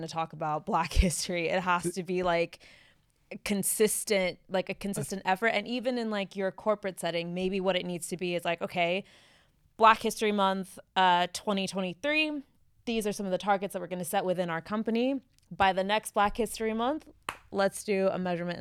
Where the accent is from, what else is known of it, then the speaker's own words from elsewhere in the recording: United States; now in United Kingdom; growing up in the States